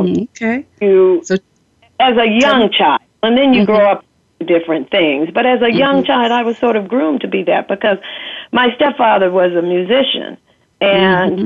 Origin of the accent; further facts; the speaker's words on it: Kansas City, United States; I grew up in Kansas City, first of all, and a Midwestern girl